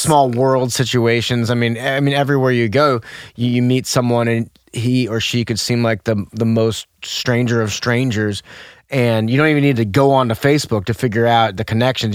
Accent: St. Louis, Missouri, United States; moved away as an adult; also born or lived in Denver; I'm from St. Louis, and I grew up of course, like most people in this town

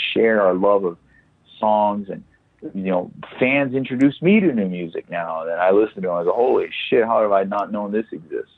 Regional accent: El Paso, Texas, United States; El Paso, my hometown

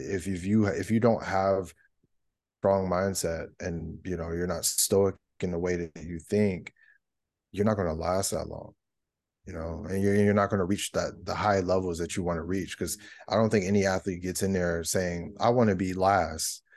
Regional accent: California, United States; moved away as an adult; also born or lived in Georgia; I moved all the way across the country 'cause I'm from California originally

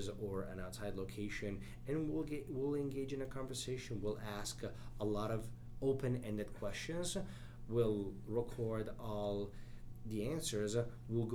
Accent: Italy; moved away as an adult; also born or lived in Chicago, United States; now in United States; I was born and raised in Italy

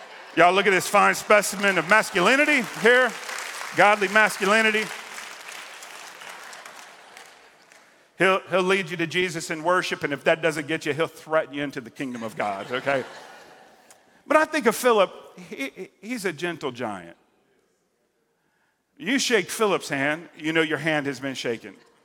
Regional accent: Central and South Florida, United States; that's kind of my neck of the woods growing up in Central and South Florida

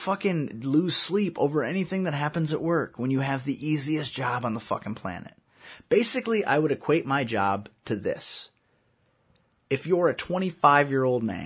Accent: United States; I'm American

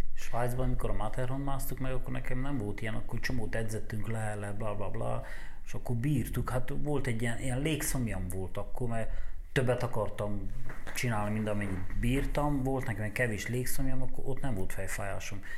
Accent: Romania; én Romániából vagyok

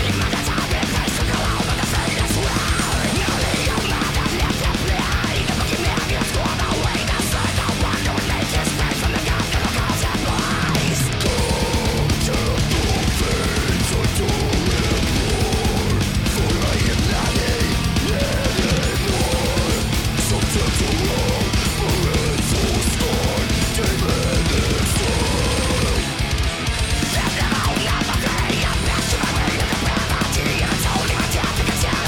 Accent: Detroit, Michigan, United States; we're from Detroit

